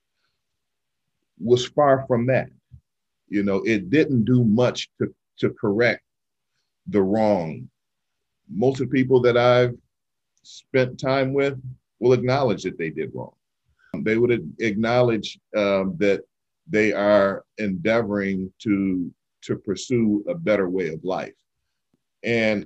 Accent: Detroit, Michigan, United States; I was the liaison to city council right here in my hometown, the city of Detroit

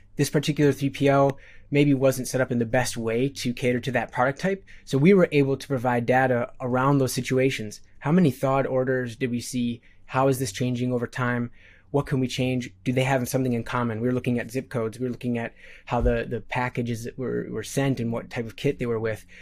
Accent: Midwest, United States; born and raised in the Midwest

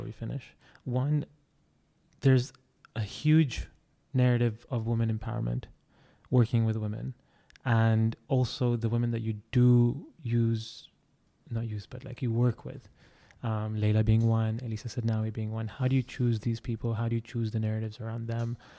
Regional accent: Saudi Arabia; we're Saudi, we're proud

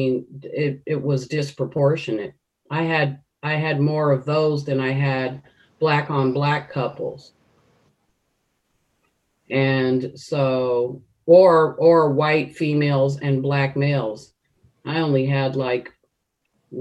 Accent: United States; I'm African American, And I have that history of slavery here in America throughout my family.

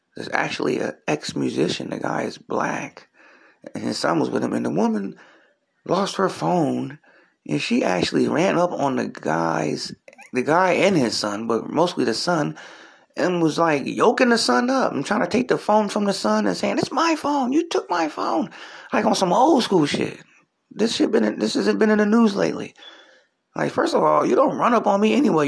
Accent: Philadelphia, Pennsylvania, United States; I'm from Philly

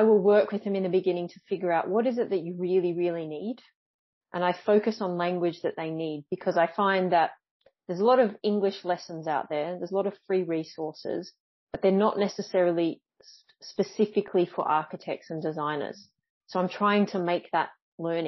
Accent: Australia; moved away as an adult; now in Montpellier, France; currently I am in the south of France in Montpellier, but I'm from Australia.

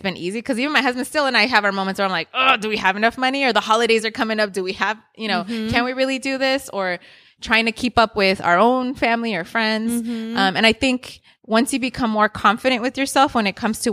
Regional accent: Inglewood, California, United States; I grew up in Inglewood

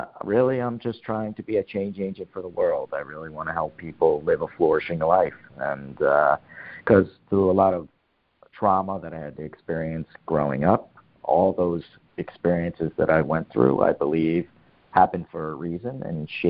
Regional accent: North Brunswick, New Jersey, United States; I grew up in North Brunswick, New Jersey.

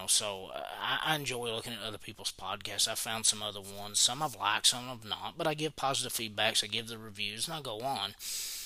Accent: Knott County, Kentucky, United States; we're from Knott County

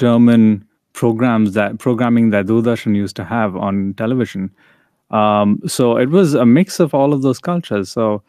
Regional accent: India; even though we grew up in India, reading and experiencing a lot of the Western media

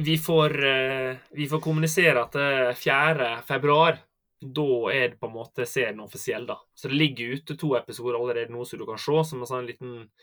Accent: Sunnylven, Møre og Romsdal, Norway; accent: Sunnmøre dialect; moved away as an adult; dere hører kanskje på dialekten at jeg er fra Sunnmøre, da. Uh, så jeg er oppvoksen der, på en liten plass som heter eh, Sunnylven

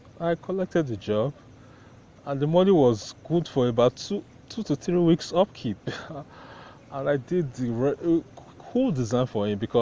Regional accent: Nigeria; about being Nigerian. We are always connected to new things

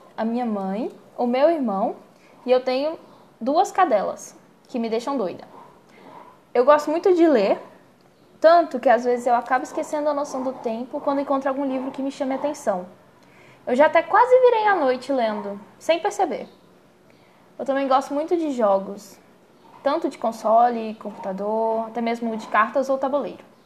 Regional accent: Montes Claros, Minas Gerais, Brazil; Eu nasci e moro aqui em Montes Claros

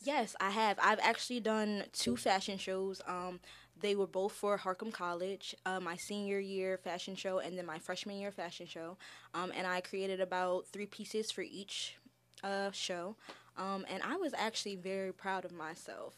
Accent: Milford, Delaware, United States; also born or lived in Philadelphia, Pennsylvania; I was born in Milford, Delaware. uh, raised throughout Delaware and the Philadelphia areas with my mother and my brother

